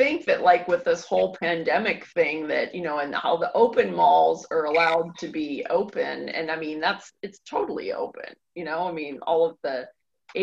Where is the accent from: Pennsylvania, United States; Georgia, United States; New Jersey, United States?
Pennsylvania, United States; Pittsburgh; I grew up in Pittsburgh